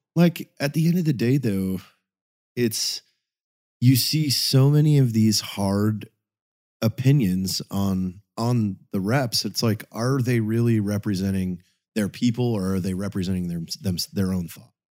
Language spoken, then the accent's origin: English; Pacific Northwest, United States; grew up in the Pacific Northwest